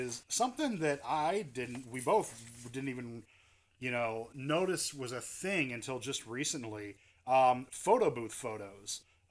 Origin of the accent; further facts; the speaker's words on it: Midwest, United States; we're from the Midwest, we're, you know, euchre's in our blood